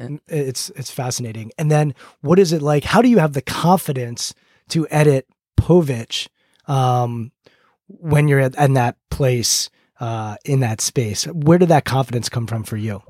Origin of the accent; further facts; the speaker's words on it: United States; growing up outside Washington, D C area